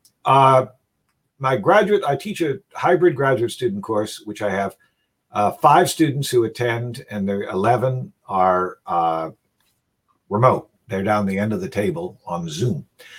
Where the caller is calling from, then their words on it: Manhattan, New York, United States; I'm calling from Morningside Heights in Manhattan.